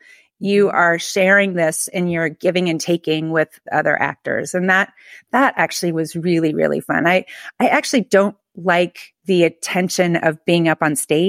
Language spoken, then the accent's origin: English; Palo Alto, California, United States; now in Philadelphia, United States; I'm from Northern California. I'm from Palo Alto, which more people know about Palo Alto now than they did when I was growing up. It was a pretty boring college town.